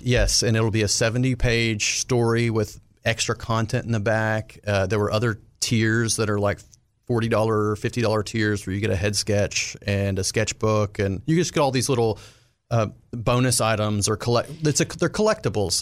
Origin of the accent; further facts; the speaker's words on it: Arkansas, United States; my time growing up in Arkansas